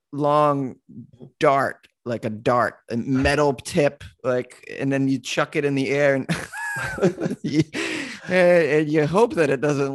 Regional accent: Massachusetts, United States; Oh, Massachusetts.

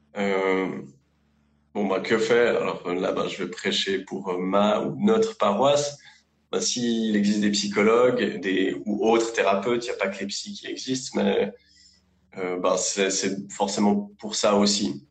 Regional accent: Lausanne, Vaud, Switzerland; je, bosse en Suisse, à Lausanne. Je suis suisse d'origine, j'ai toujours vécu euh, ici.

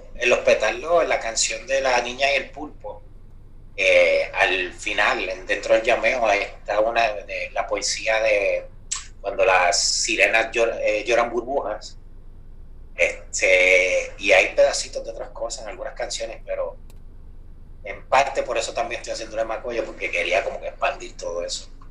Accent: Moca, Puerto Rico; yo soy de Moca

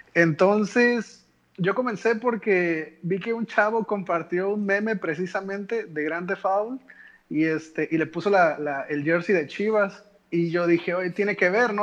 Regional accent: Rinconada, Veracruz, Mexico; also born or lived in Xalapa; soy de Rinconada, estudié en la universidad en el Tecnológico de Jalapa

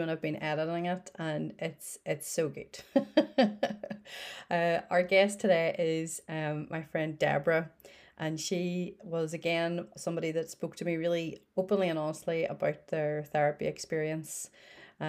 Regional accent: Northern Ireland, United Kingdom; I am in my spare room in Northern Ireland

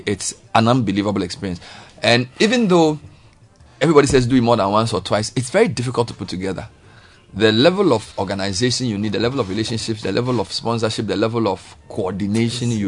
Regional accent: Volta, Ghana; I'm from the Volta region

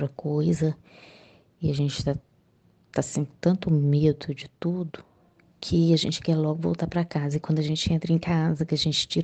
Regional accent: Minas Gerais, Brazil; sou de Minas Gerais

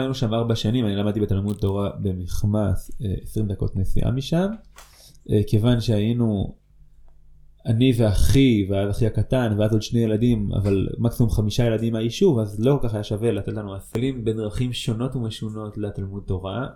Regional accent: Ofra, West Bank, Israel; also born or lived in Netzarim; בסוף כיתה א' שלי עברנו ליישוב עופרה

